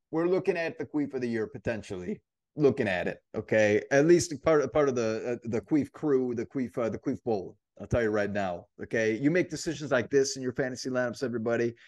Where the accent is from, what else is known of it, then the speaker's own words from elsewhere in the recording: Indiana, United States; We're from Indiana